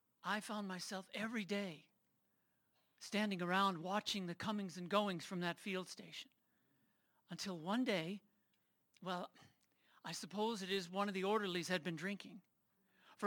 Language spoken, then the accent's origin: English; New York City, New York, United States; now in Colorado Springs, United States; I was born not here in Colorado Springs or even in Colorado, but in New York City, and raised in a family